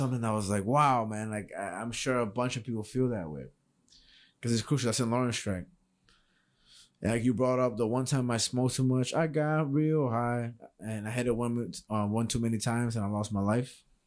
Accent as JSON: {"language": "English", "town": "New York City", "region": "New York", "country": "United States", "said": "I'm from New York City"}